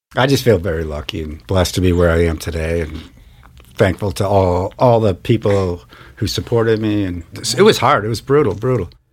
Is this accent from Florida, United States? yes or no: no; Marblehead, Massachusetts, United States; now in Missoula, United States; I grew up in Marblehead, Massachusetts, about a half hour north of Boston